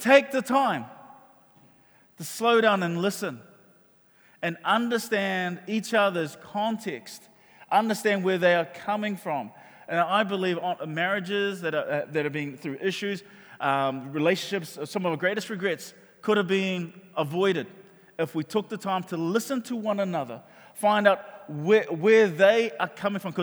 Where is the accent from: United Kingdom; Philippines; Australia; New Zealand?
New Zealand; Auckland; We grew up in Mangere